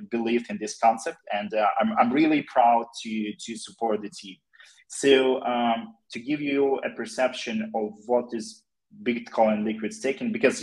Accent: Ukraine; we are all from Ukraine

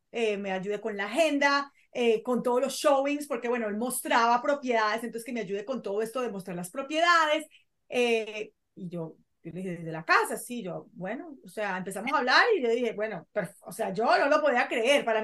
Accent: Colombia; also born or lived in Venezuela; yo soy colombiana, pero vivía en Venezuela, yo viví en Venezuela durante muchos años, por eso hay gente que se, no, no, sabe de dónde soy.

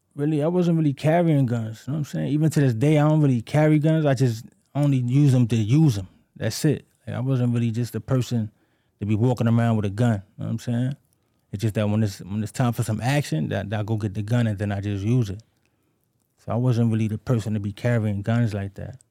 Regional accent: New York City, New York, United States; I grew up in the Bronx, you know what I'm saying? Patterson Projects

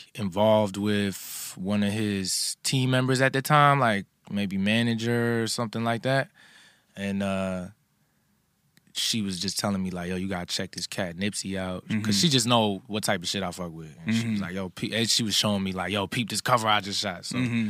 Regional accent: New Jersey, United States; also born or lived in Philadelphia / New York; I grew up between Jersey, Philly, and also spent some time in New York, too.

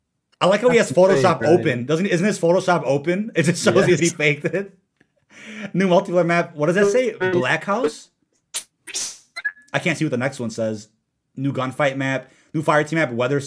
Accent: London, United Kingdom

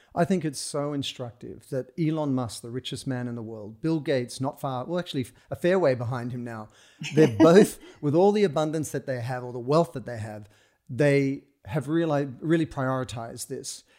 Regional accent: Sydney, New South Wales, Australia; moved away as an adult; growing up in Australia, in Sydney, where you they give you a stick and a rock and you go out into the bush

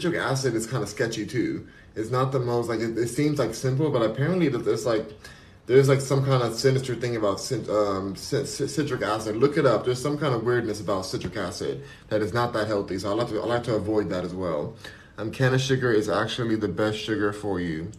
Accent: Los Angeles, California, United States; I'm born and raised in California, in LA. I'm born and raised in LA, so I'm gonna always love it

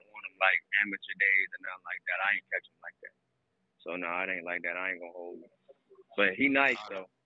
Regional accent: Gary, Indiana, United States; So I'm from Gary, Indiana.

